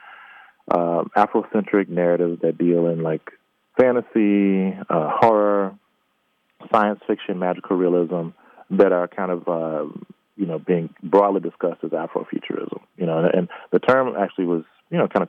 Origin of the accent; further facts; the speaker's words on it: Mississippi, United States; I was born and raised in the Deep South in Mississippi